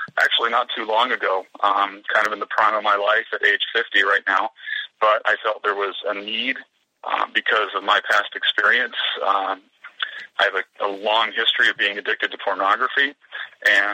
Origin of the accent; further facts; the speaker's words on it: Pennsylvania, United States; my hometown back here in the East, in Pennsylvania